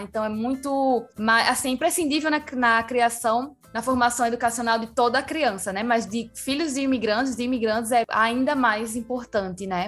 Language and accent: Portuguese; Rio Grande do Norte, Brazil; also born or lived in Bolivia; eu cresci já no Rio Grande do Norte